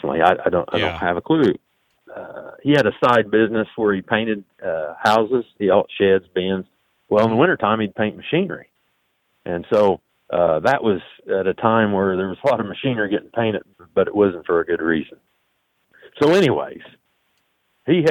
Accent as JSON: {"language": "English", "region": "southeastern Illinois", "country": "United States", "said": "I am from southeastern Illinois. I live in a small town, or just outside a small town, Martinsville"}